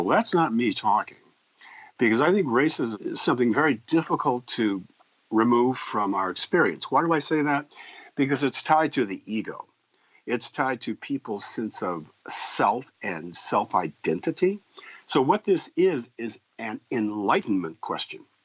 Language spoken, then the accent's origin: English; Evanston, Illinois, United States; I was raised in Evanston, Illinois